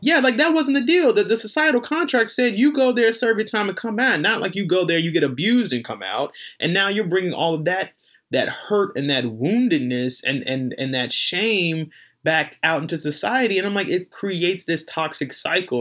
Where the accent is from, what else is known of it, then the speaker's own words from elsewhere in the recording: North Carolina, United States; I'm from North Carolina